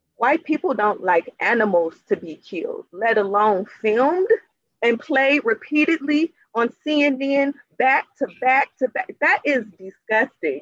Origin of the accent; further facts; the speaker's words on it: Cleveland, Ohio, United States; I'm from Cleveland, Ohio, and mm-hmm. I was raising my children like two blocks away